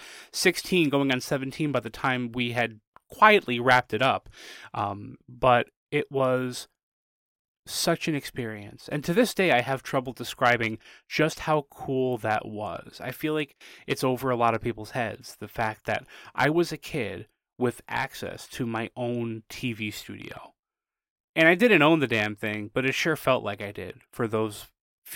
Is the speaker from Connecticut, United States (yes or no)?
yes; New Haven, Connecticut, United States; I grew up in New Haven, Connecticut